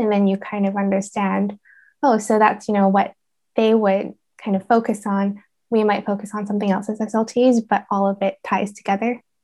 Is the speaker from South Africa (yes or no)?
no; Vancouver, British Columbia, Canada; now in Reading, United Kingdom; I'm originally from Vancouver, Canada